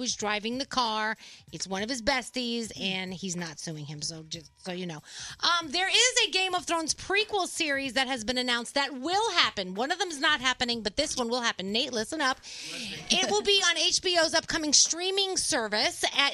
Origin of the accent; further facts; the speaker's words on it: New York City, New York, United States; Growing up in the Bronx, my neighbor Anthony was gay